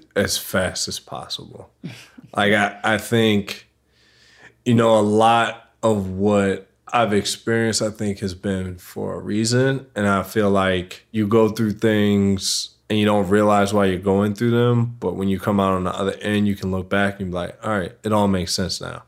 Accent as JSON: {"language": "English", "town": "Baltimore", "region": "Maryland", "country": "United States", "tie": "born or raised there", "said": "I grew up in Baltimore City"}